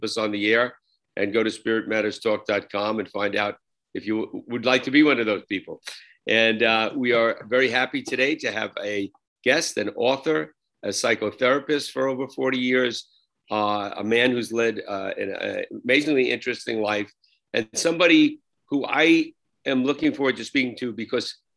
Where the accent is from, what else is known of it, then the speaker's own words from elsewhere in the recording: New Jersey, United States; Yankee fan from New Jersey